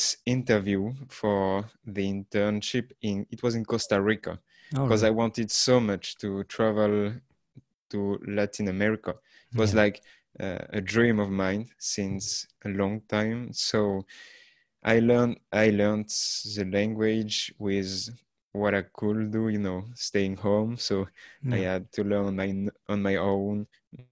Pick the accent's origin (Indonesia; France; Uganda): France; I'm from France